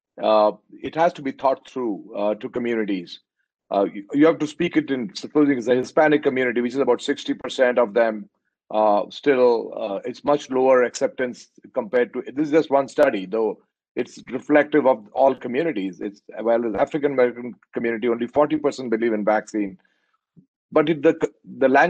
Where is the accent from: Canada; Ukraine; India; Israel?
India; now in United States; I'm an Indian